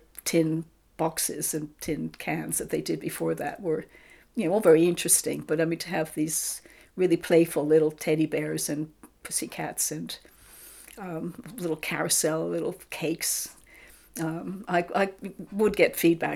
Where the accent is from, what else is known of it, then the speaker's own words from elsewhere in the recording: New York, United States; moved away as an adult; now in England; I'm from New York